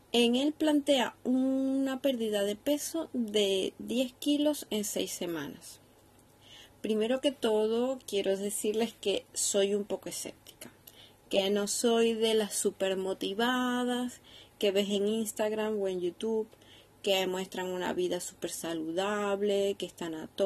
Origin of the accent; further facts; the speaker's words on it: Venezuela; now in Seville, Spain; No soy española, vivo en Sevilla, pero soy de Venezuela. Por si mezclo palabras diferentes, eh, que sepáis que, ahora tengo un mix de venezolano con español.